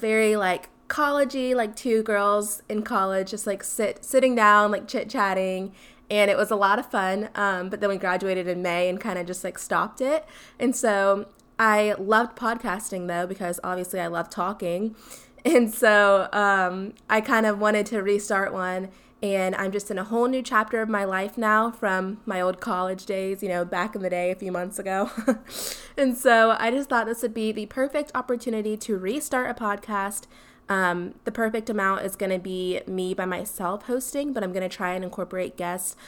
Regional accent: Columbia, South Carolina, United States; I am from Columbia, South Carolina, born and raised

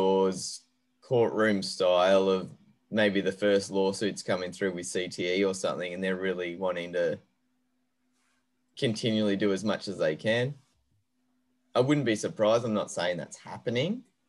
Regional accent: Queensland, Australia; now in Sydney, Australia; And as a Queenslander who lives in Sydney, you can imagine how much that pains me to say that.

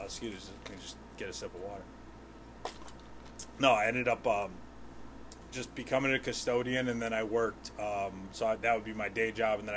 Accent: Wethersfield, Connecticut, United States; born and raised in Wethersfield. Graduated in 2008. I ended up going to college. I went to Eastern Connecticut my first year and a half after high school. Took some time off. Then I graduated from Central in 2014.

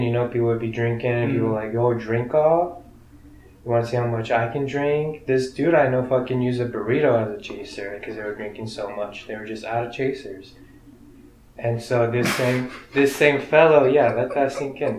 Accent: Arizona, United States; first language Spanish; English is a second language; moved away; also born or lived in Mexico (parents); being here from Arizona

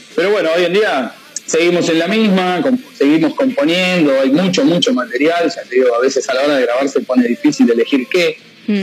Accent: Hurlingham, Buenos Aires Province, Argentina; somos los cuatro de Hurlingham

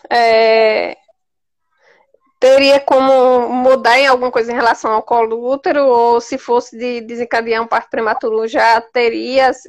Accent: Garanhuns, Pernambuco, Brazil; Sou de Garanhuns, Pernambuco.

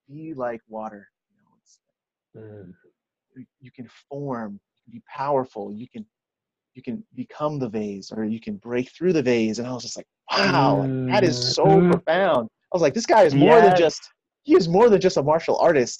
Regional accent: New York City, New York, United States; also born or lived in Brooklyn, New York; I am born in Brooklyn, raised in Queens. You know, I'm a New Yorker at heart

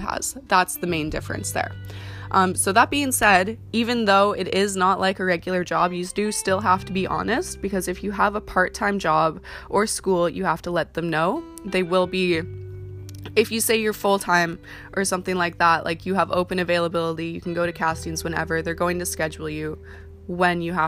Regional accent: Canada; also born or lived in Vancouver; I'm from Canada

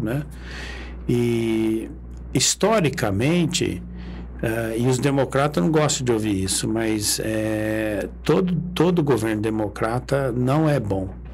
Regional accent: Brazil; Nós estamos de passagem aqui, mas nós somos brasileiros

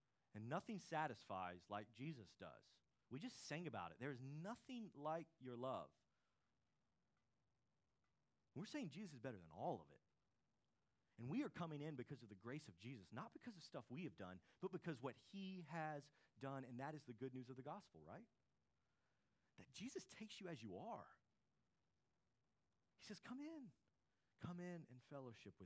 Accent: United States; we're American citizens

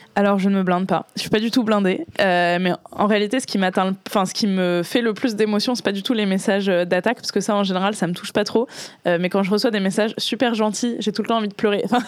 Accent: Boulogne-Billancourt, Île-de-France, France; j'ai grandi à Boulogne

